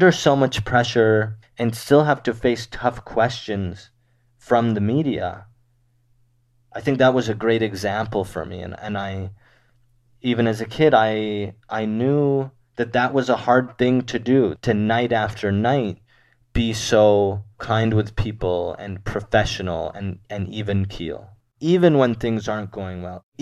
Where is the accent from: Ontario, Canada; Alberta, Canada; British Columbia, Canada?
British Columbia, Canada; Surrey; now in Ottawa, Canada; I grew up in Surrey, BC, watching Hockey Night in Canada